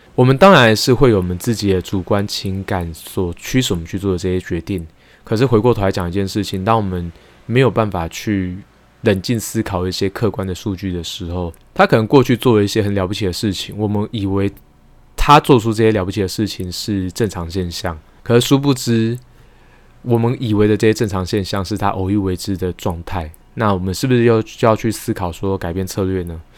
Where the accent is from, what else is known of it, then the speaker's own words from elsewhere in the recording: Taiwan; 我自己本身是在眷村长大的